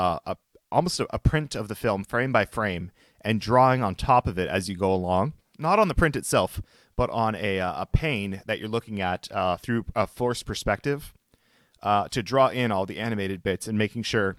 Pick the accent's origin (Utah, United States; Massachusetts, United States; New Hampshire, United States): New Hampshire, United States; we're from New Hampshire.